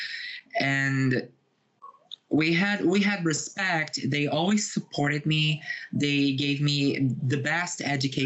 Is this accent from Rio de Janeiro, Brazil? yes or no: yes; Rio de Janeiro, Brazil; moved away as an adult; now in São Paulo, Brazil; I live in Brazil. I was born and raised here. I was born in Rio de Janeiro, which is my birth city, but I live in São Paulo for 7 years now.